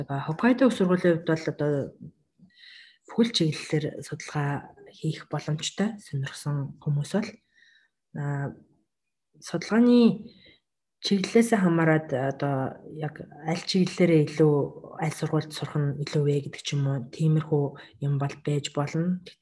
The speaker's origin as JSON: {"language": "Mongolian", "country": "Mongolia", "moved": "as an adult", "lives_now": "Japan"}